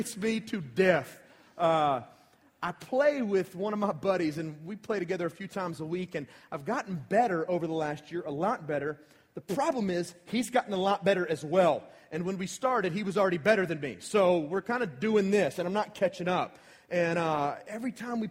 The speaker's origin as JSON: {"language": "English", "country": "United States", "said": "I'm from Paulding County."}